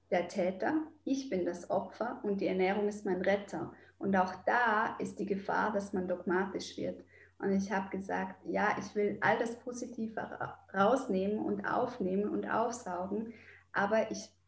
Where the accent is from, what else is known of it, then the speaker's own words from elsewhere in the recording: Switzerland; weil ich bin ein Schweizer Mädchen. Ich habe überall geschmolzen Käse drauf gemacht.